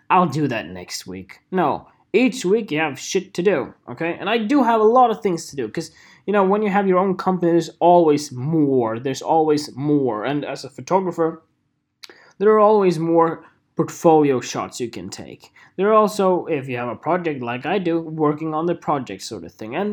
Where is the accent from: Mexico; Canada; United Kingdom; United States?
United Kingdom; know, no, I'm British. I'm British.